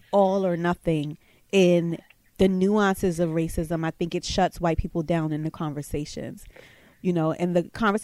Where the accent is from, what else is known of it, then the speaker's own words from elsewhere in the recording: New York, United States; I'm a black woman and I'm from New York